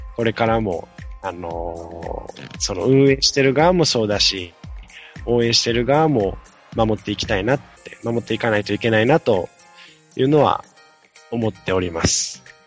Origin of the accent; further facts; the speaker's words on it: Ehime, Japan; moved away; 私、愛媛県出身なもので